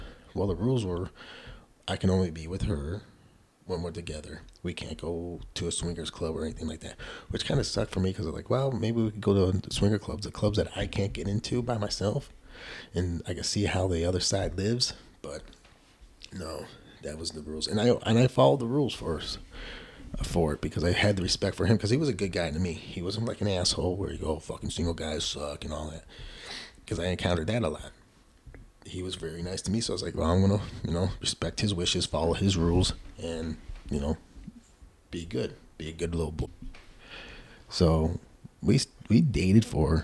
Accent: Buffalo, New York, United States; she knows I'm from Buffalo

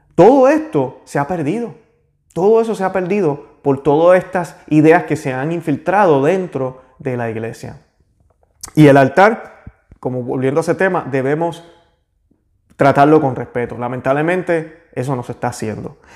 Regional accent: Puerto Rico; yo que soy de Puerto Rico

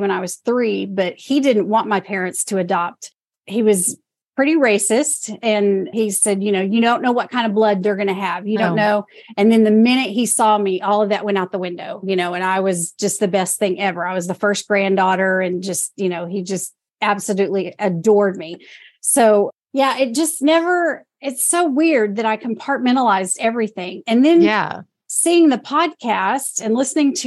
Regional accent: Oklahoma City, Oklahoma, United States; now in Jackson, United States; I was born in Oklahoma City

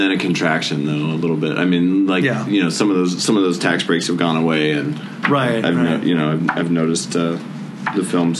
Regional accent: Cedar Crest, New Mexico, United States; also born or lived in Alaska; Cedar Crest, which was like my hometown here, where I grew up since the age of 11.

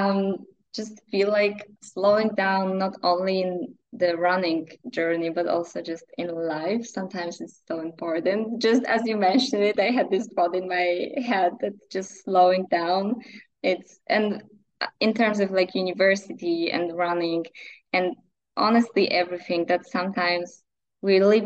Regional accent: near Wrocław, Lower Silesian Voivodeship, Poland; English is a second language; It's like 50 kilometers from my hometown

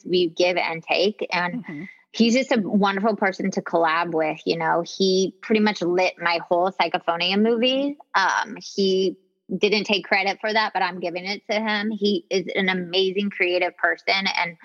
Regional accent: Atlanta, Georgia, United States; moved away; I love being from Atlanta, Georgia.

